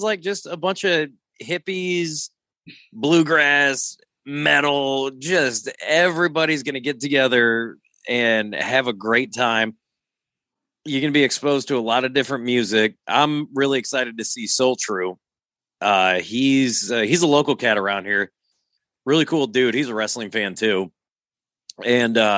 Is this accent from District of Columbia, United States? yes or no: no; Rock Island, Illinois, United States; moved away; I'm from Rock Island, but like, it's never a place I ever want to call home